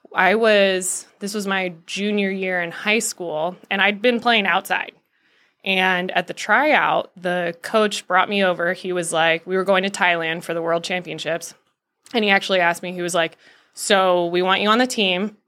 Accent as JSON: {"language": "English", "town": "Scottsdale", "region": "Arizona", "country": "United States", "tie": "born or raised there", "moved": "yes", "said": "I grew up in Scottsdale, Arizona"}